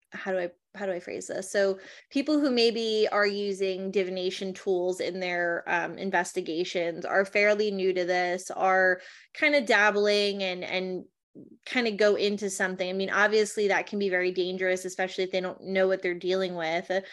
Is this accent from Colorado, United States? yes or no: no; New Jersey, United States; I grew up in New Jersey